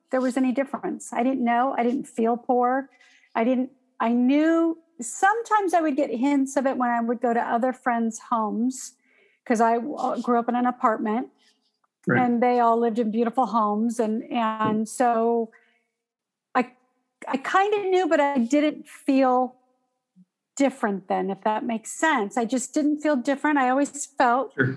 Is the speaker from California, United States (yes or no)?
yes; Southern California, United States; I was born and raised in Southern California.